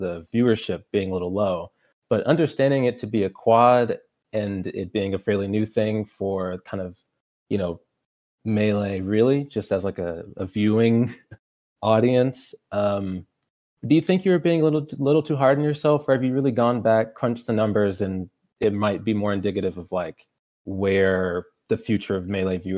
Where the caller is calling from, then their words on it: Louisiana, United States; Louisiana, down south.